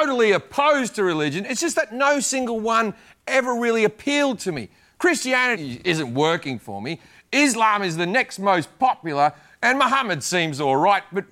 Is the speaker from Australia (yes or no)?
yes; Australia; I'm Australian